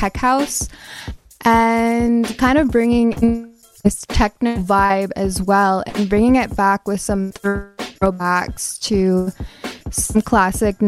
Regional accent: Kahnawake, Quebec, Canada; I am from the Mohawk Nation of Gunawage

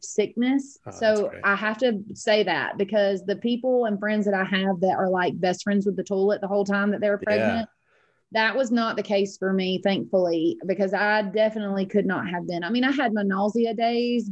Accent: a small town neighbouring Griffin, Georgia, United States; now in Griffin, United States; the neighboring town is really small. It's actually where I grew up

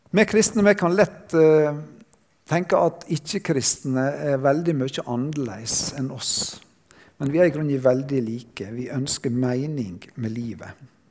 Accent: Sunnmøre, Møre og Romsdal, Norway; jeg kommer fra Sunnmøre

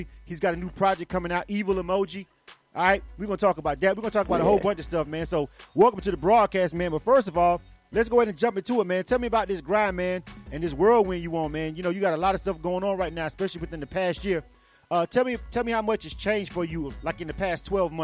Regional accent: Florida, United States; born or raised there

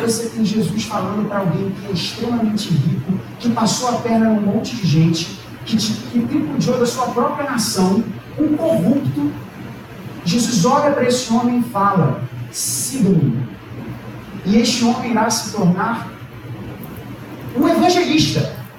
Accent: Brazil; Nós somos brasileiros

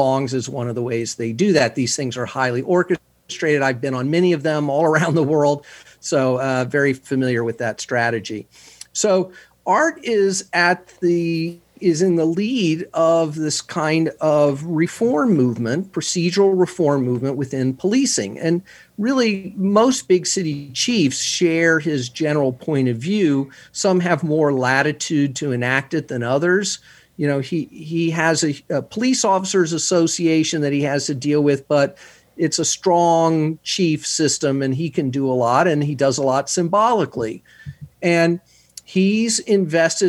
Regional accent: Houston, Texas, United States; moved away; I'm from Houston

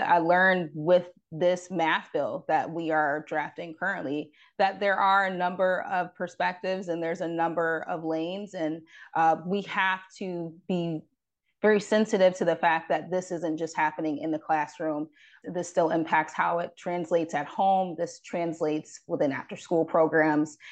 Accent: Rochester, New York, United States; as I am from upstate New York, I'm from Rochester.

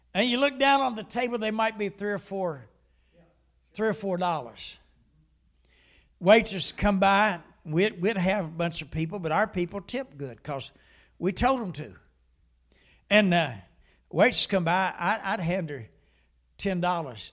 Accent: Huntington, West Virginia, United States; I was about fifteen, maybe sixteen years old, and I came home, and I lived in the city of Huntington

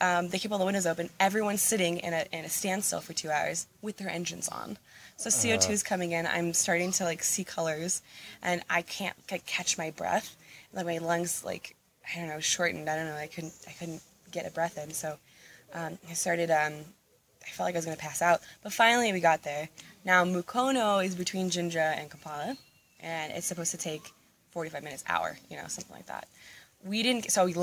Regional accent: Phoenix, Arizona, United States; moved away as an adult; now in Uganda; I'm from Phoenix, so I feel like we grow out as opposed to up. I was more on the outskirts

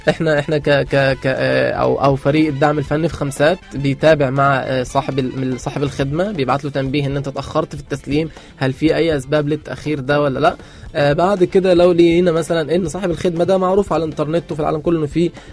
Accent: Egypt; عندنا في مصر

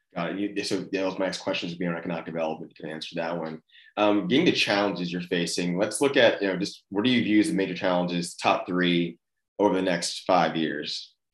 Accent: Austin, Texas, United States; I grew up in Austin

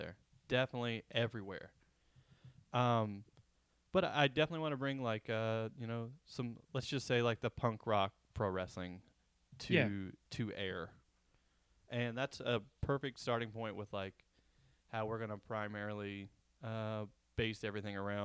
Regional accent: United States; being an American

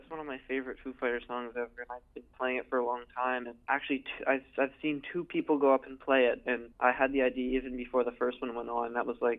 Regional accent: Canada; we're Canadian polite.

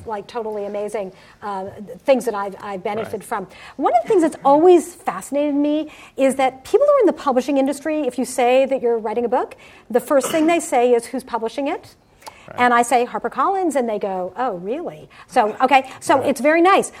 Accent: Summit, New Jersey, United States; moved away; also born or lived in Cherry Hill, New Jersey; I grew up in Summit, New Jersey.

